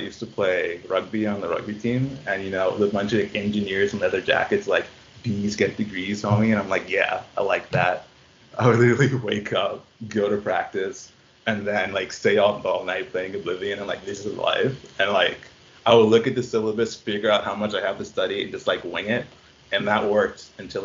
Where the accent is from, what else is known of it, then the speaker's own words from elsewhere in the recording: Bahamas; now in Halifax, Canada; I'm from the Bahamas